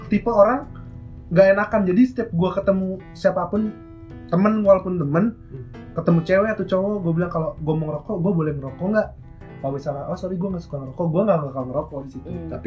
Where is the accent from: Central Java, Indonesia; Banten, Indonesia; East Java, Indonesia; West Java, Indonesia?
Banten, Indonesia; Tangerang; menurut gua gua yang gua yang dari kecil di Tangerang, sekarang kerja di kerja di ke Jakarta